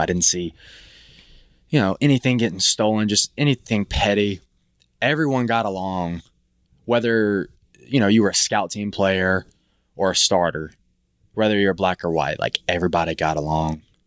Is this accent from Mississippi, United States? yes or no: yes; Mississippi, United States; I'm from Mississippi.